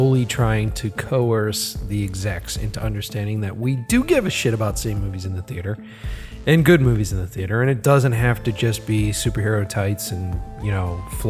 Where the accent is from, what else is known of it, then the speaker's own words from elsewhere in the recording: Boston, Massachusetts, United States; accent: Boston; my Boston accent comes out a little.